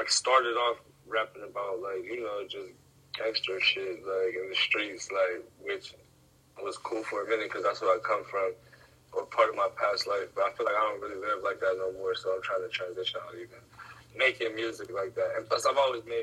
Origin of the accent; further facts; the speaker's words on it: near Pittsburgh, Ohio, United States; I'm from Ohio, right next to Pittsburgh, probably like 20 minutes from Pittsburgh